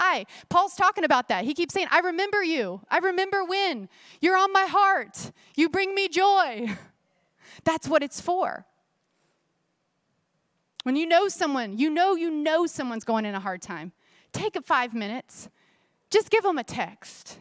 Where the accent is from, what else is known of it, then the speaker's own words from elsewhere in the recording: Florida, United States; I grew up in Florida at the Itchituckney River